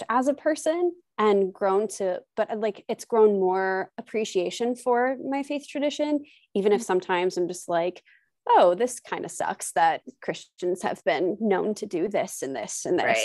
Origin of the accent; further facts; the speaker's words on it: New Jersey, United States; also born or lived in Oklahoma / Missouri; I was born in Missouri and I grew up in Oklahoma until I was 9. And then we moved to New Jersey when I was 9, almost 10